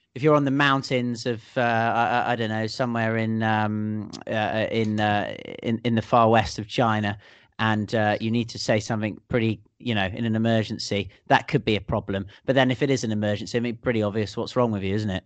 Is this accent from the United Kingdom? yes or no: yes; United Kingdom; being British